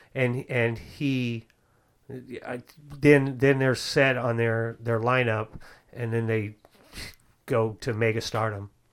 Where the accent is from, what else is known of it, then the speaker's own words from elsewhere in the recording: the Bay Area, California, United States; I'm from the Bay Area